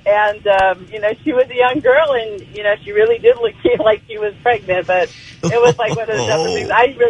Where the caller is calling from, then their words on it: Cherry Valley, United States; This is … from Cherry Valley.